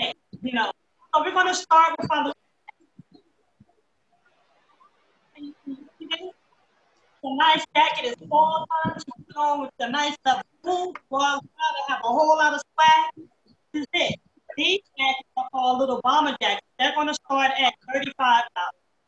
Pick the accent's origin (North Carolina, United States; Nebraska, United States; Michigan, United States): North Carolina, United States; Taylortown; also born or lived in Brooklyn, New York; I was born and raised in Taylortown, North Carolina.